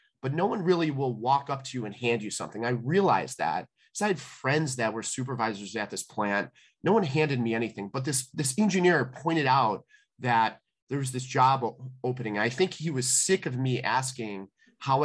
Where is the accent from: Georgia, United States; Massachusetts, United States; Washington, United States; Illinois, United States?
Illinois, United States; Calumet City; I grew up in Calumet City